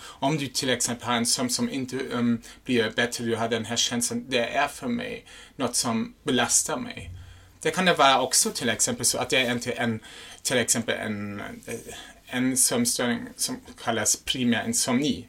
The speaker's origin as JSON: {"language": "Swedish", "country": "Germany", "second_language": "Swedish", "moved": "yes", "lives_now": "Sweden", "said": "jag är en tysk"}